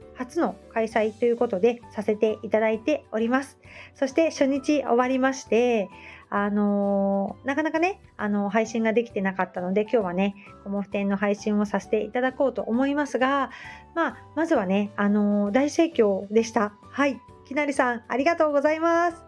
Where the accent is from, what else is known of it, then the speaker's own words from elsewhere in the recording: Hamamatsu, Shizuoka, Japan; now in Kamakura, Japan; 浜松にね出身